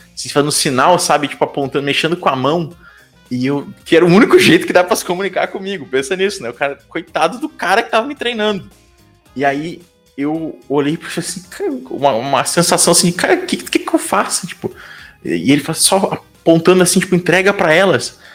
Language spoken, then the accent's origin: Portuguese; Brazil; also born or lived in United Kingdom; como brasileiro